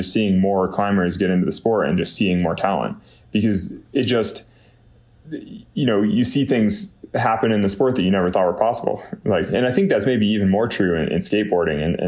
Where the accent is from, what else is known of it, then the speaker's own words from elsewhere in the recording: Northern California, United States; I had the misfortune of growing up in Northern California